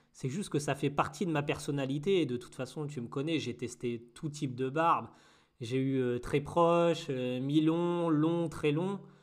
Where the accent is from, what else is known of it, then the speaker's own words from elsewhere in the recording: Normandy, France; je suis normand